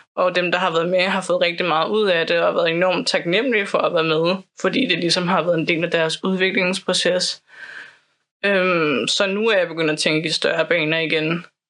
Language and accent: Danish; Copenhagen, Capital Region of Denmark, Denmark; also born or lived in Islands Brygge; jeg er opvokset på Amager